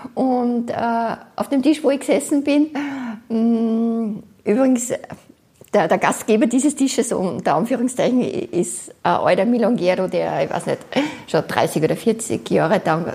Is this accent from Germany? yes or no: no; Austria; moved away as an adult; now in Buenos Aires, Argentina; Ich bin aus Österreich